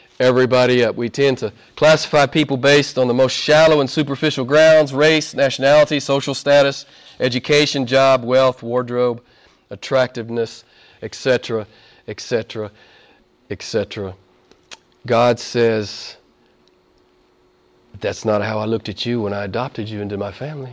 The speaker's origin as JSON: {"language": "English", "region": "the Bible Belt", "country": "United States", "tie": "born or raised there", "moved": "yes", "said": "Back where I'm from, I grew up in the Bible Belt, so there's churches on every corner"}